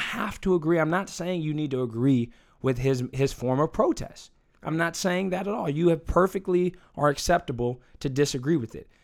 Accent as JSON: {"language": "English", "country": "United States", "tie": "born or raised there", "said": "I was born here. I'm an American. This is my home"}